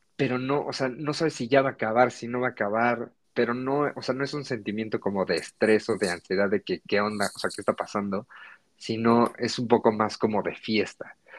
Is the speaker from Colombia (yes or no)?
no; Mexico; born or raised there